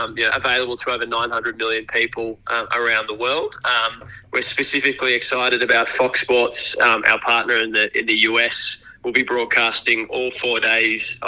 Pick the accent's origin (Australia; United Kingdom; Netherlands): Australia; being an Australian myself